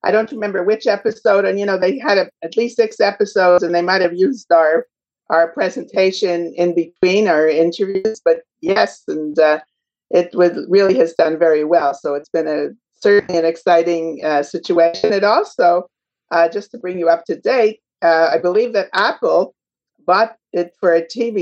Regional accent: Montreal, Quebec, Canada; now in Toronto, Canada; So I'm a Canadian. I come from Montreal and I'm living today in Toronto

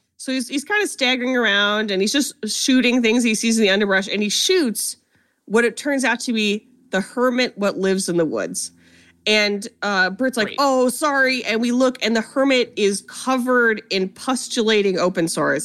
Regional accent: Ohio, United States; I'm from Ohio

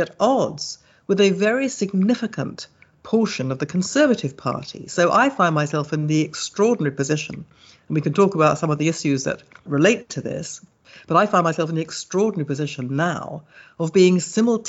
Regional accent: London, United Kingdom; moved away as an adult; now in Jerusalem, Israel; I was born and bred in Hammersmith in West London.

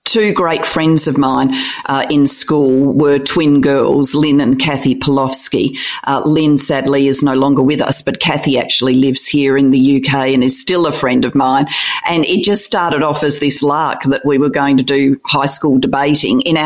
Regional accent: Australia; also born or lived in Wales; our lived experience was always Australian.

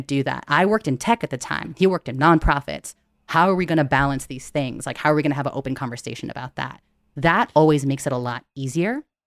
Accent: United States; also born or lived in San Francisco; I'm Filipino American, daughter of immigrants

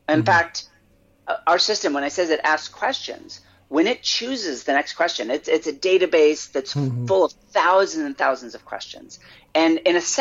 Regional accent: United States; as an American

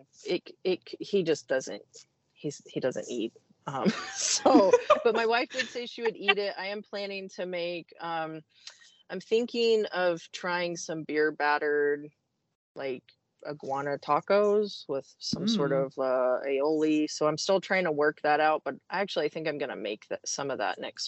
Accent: Iowa, United States; moved away; I grew up in Iowa, so I grew up around agriculture

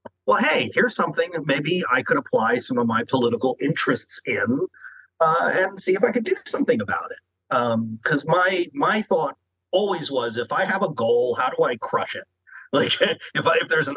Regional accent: Maryland, United States; moved away; I'm originally from Maryland, and we have a small but really amazing film community out there

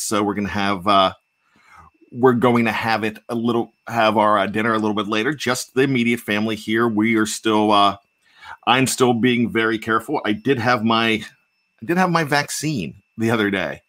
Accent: Johnstown, Pennsylvania, United States; moved away as an adult; also born or lived in Pittsburgh, Pennsylvania / West Virginia; now in Maryland, United States; I'm from Johnstown, Pennsylvania. I went to uh, Pitt Johnstown. I spent a lot of time in Pittsburgh. I lived in West Virginia as well, but I live in Maryland

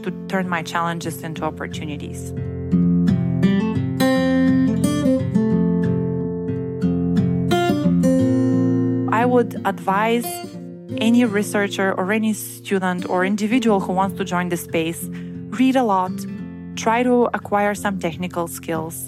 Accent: Bulgaria; moved away as an adult; also born or lived in Bremen, Germany; I was born and raised in Bulgaria, which is in Eastern Europe

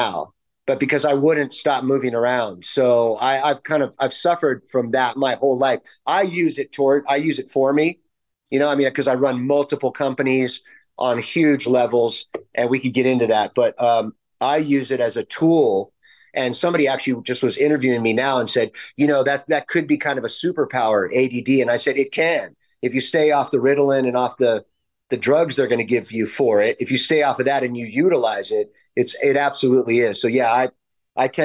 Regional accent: California, United States; I'm from California.

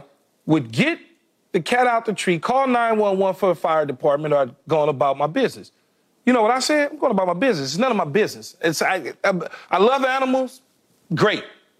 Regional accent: Los Angeles, California, United States; It was about me growing up in South Los Angeles, which at the time was South Central LA, but now it's renamed South Los Angeles.

